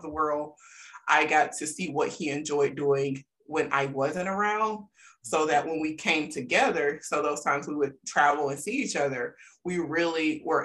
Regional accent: South Alabama, United States; I'm from South Alabama.

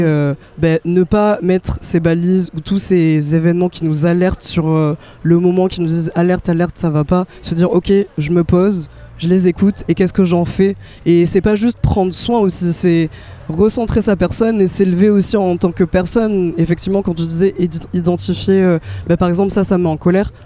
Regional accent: France; je suis née en France

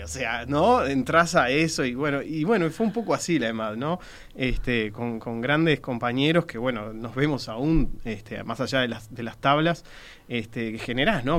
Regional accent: Uruguay; soy bien uruguayo

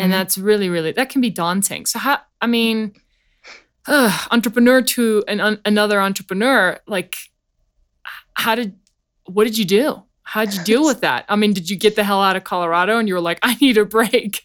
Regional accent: South Africa; now in United States; me being from South Africa

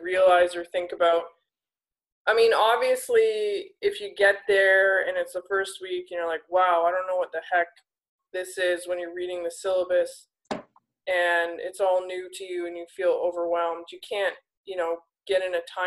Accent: Alberta, Canada; I'm from Alberta

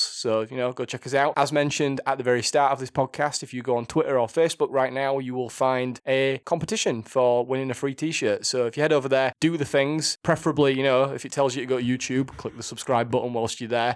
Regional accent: Yorkshire and the Humber, United Kingdom; accent: thick Yorkshire; my thick Yorkshire accent

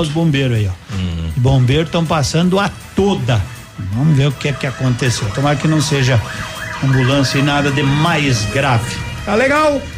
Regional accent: Nova Prata, Rio Grande do Sul, Brazil; now in Pato Branco, Brazil; Eu nasci em Nova Prata

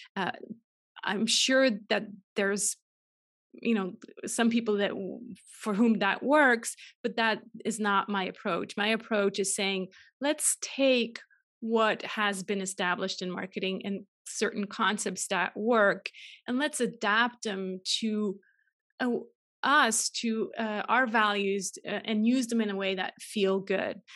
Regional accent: Switzerland; moved away as an adult; also born or lived in California; I'm originally Swiss, uh, born and raised in Switzerland

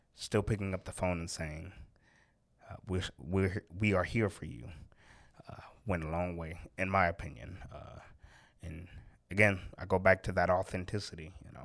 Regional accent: Oakland, California, United States; moved away; I'm from Oakland, California originally

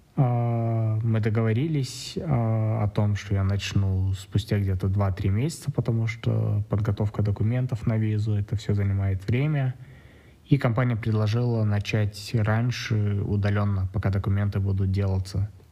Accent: Astana, Kazakhstan; мне 30 лет, я из Астаны

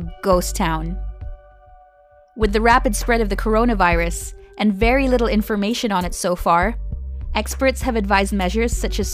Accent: Manila, Metro Manila, Philippines; moved away; my hometown, Metro Manila, the Philippines

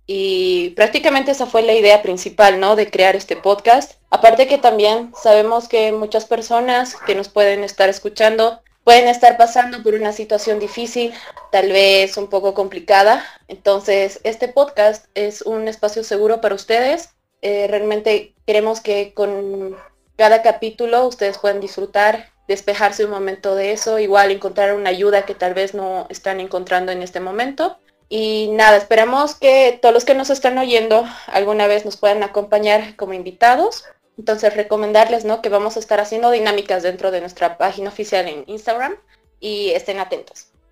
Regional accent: Bolivia; yo soy de Bolivia, creo que soy la única de Bolivia de acá

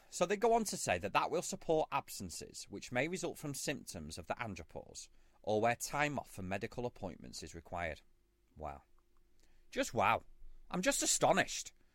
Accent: United Kingdom; I'm a Brit

